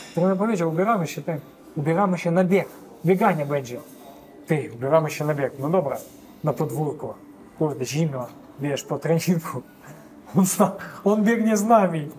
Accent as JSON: {"language": "Polish", "town": "Kharkiv", "region": "Kharkiv Oblast", "country": "Ukraine", "tie": "born or raised there", "also_born_or_lived": "Kyiv, Ukraine / Warsaw, Poland", "second_language": "Polish", "moved": "as an adult", "lives_now": "Poland", "said": "ja urodziłem się w Charkowie, to jest mhm. wschód Ukrainy"}